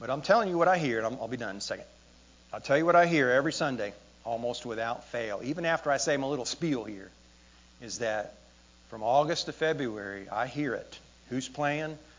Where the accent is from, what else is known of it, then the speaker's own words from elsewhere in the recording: United States; I'm from America